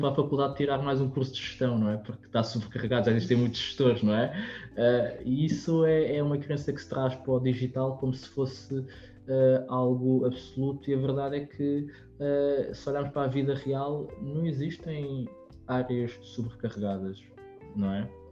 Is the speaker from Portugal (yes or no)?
yes; Lisbon, Portugal; nós somos de Lisboa